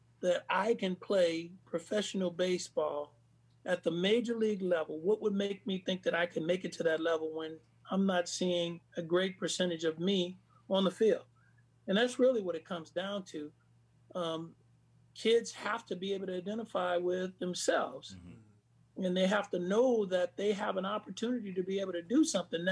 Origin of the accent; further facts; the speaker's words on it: Bay Area, California, United States; I grew up in the Bay Area